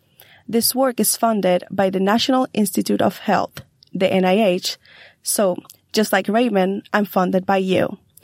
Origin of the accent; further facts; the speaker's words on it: Puerto Rico; moved away as an adult; now in Notre Dame, United States; Growing up in Puerto Rico exposed me to living around disease-carrying mosquitoes.